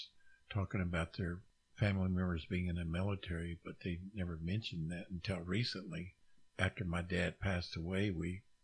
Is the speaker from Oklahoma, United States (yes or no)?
yes; Oklahoma, United States; coming from a small area here in Oklahoma